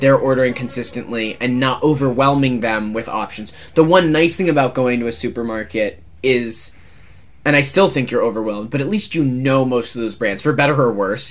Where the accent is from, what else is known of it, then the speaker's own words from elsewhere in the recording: United States; as an American as someone who grew up like with like cereal on the table